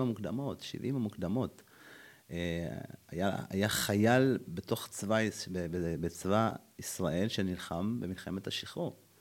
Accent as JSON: {"language": "Hebrew", "region": "Addis Ababa", "country": "Ethiopia", "tie": "born or raised there", "moved": "yes", "lives_now": "Israel"}